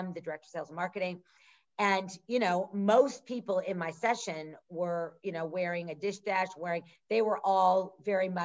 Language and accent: English; Midwest, United States; we grew up in the Midwest